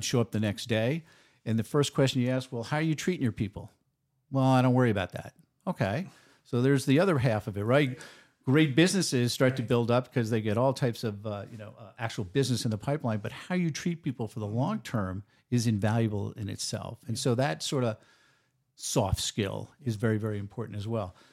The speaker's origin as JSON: {"language": "English", "region": "New York", "country": "United States", "moved": "yes", "lives_now": "Oregon, United States", "said": "I'm a New Yorker by trade"}